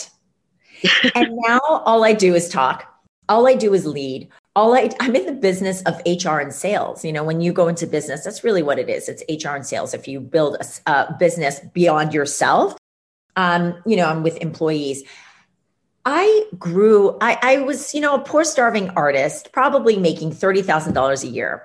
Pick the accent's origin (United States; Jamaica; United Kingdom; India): United States; Ames, Iowa; moved away; I grew up in Ames, Iowa